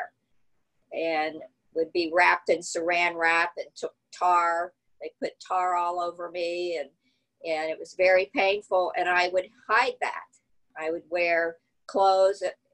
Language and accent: English; Southern Ohio, United States; also born or lived in Cape Cod; I grew up in Southern Ohio, which is probably a little like Galveston, Southern Ohio. It's kind of Appalachia, coming from Cape Cod